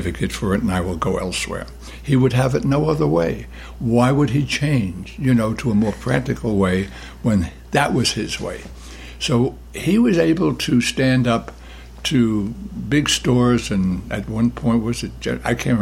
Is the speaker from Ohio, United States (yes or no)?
no; New York City, New York, United States; When I grew up in Brooklyn, the neighborhoods were very, very isolated one from the other